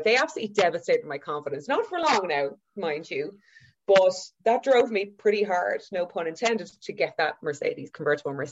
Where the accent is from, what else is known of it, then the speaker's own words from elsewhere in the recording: Dublin, Leinster, Ireland; also born or lived in Galway; I grew up in Whitehall in a 3-bed MED